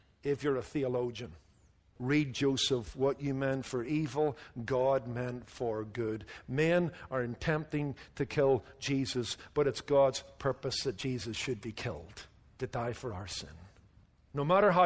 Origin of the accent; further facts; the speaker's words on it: Northern Ireland, United Kingdom; when I was growing up in Northern Ireland